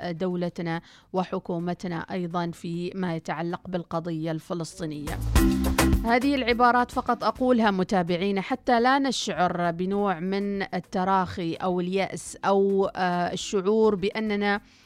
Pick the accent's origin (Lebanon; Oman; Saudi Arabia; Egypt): Oman; طبيعتنا كعمانيين شعب خجول جدا